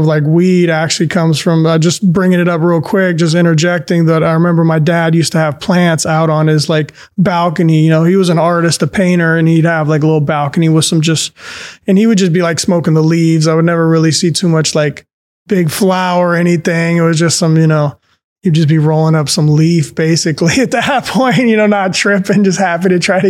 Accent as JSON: {"language": "English", "region": "southern Spain", "country": "Spain", "tie": "born there", "said": "I was actually born in Spain, in southern Spain, and my parents lived over there"}